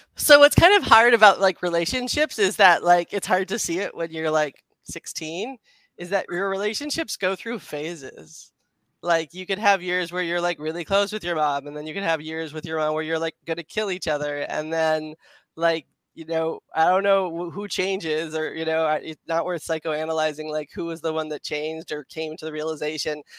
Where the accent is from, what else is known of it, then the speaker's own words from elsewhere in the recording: United States; moved away as an adult; also born or lived in Philadelphia; now in Los Angeles, United States; I'm from DC suburbs, and I went to school in Philadelphia